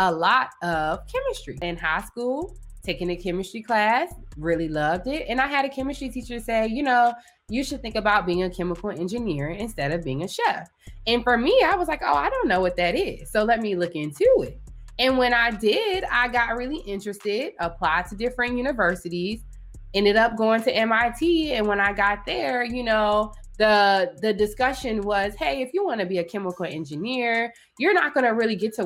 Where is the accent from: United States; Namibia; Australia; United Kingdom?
United States; Chesapeake, Virginia; now in Laurel, United States; I'm originally from Chesapeake, Virginia. For those of you that don't know, this is the 757 area. It's Southeast Virginia. Where I actually grew up is more of a rural town